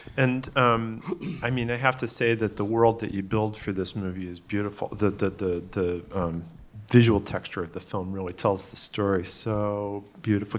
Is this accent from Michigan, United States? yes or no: no; Pittsfield, Massachusetts, United States; I'm from Pittsfield, Massachusetts.